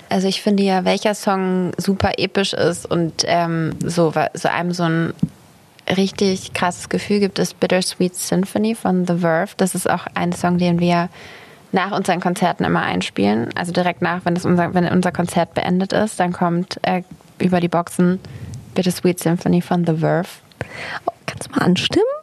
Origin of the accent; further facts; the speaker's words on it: Southern Germany, Germany; wie man bei uns im Süden sagt.